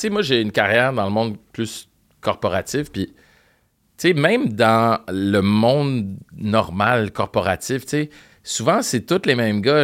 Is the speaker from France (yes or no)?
no; Montreal, Quebec, Canada; first language French; j'ai grandi à Parkex